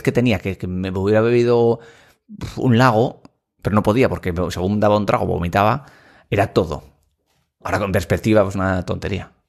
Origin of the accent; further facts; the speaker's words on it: Asturias, Spain; also born or lived in Madrid / Gijón; somos asturianos